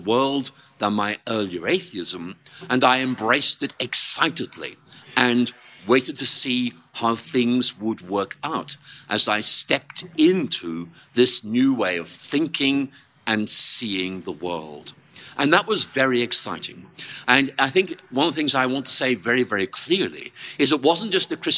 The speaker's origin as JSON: {"language": "English", "region": "Northern Ireland", "country": "United Kingdom", "moved": "yes", "said": "I came from Northern Ireland"}